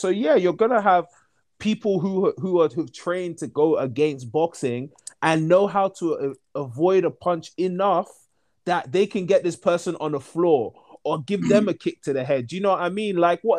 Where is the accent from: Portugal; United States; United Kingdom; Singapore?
United Kingdom; I'm British. Like, do I not sound British to people?